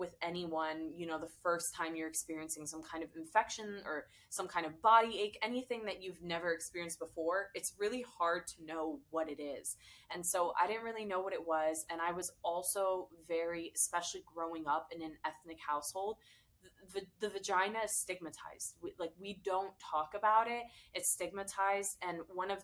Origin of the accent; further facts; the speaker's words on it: United States; I was born and raised in America, but I'm first generation Syrian American